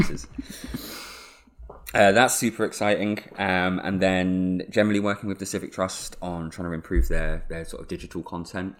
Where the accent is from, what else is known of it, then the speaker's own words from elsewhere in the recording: Suffolk, East of England, United Kingdom; now in Leeds, United Kingdom; have been born and raised in the home counties, Suffolk